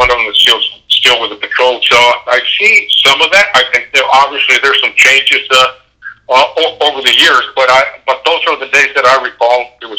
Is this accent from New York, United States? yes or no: yes; New York, United States; I'm from New York. I can't afford to go back.